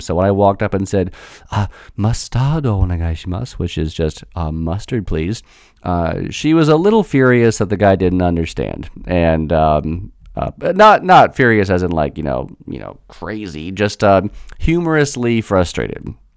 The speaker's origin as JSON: {"language": "English", "country": "United States", "said": "as an American"}